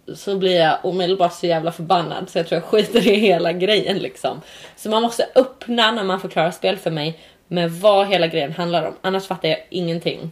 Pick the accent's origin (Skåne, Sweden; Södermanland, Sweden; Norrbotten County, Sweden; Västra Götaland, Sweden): Skåne, Sweden; Örkelljunga; där jag växte upp, jag växte upp i Skåne, i Örkelljunga tror jag